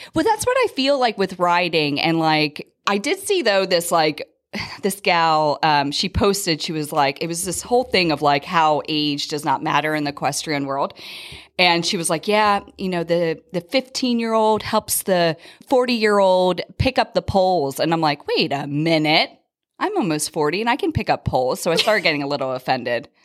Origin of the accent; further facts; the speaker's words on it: Philadelphia, Pennsylvania, United States; moved away as an adult; now in Las Vegas, United States; I'm actually originally from the Philadelphia area, but my husband's job brought us out here in two thousand five